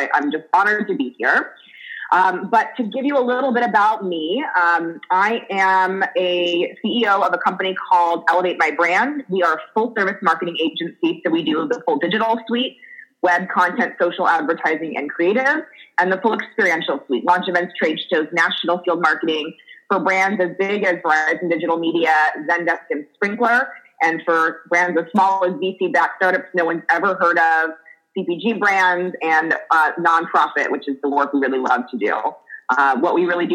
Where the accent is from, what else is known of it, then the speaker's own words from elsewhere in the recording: Los Angeles, California, United States; also born or lived in New Jersey / San Francisco; I am an LA native, so I'm actually … from Laurel Canyon.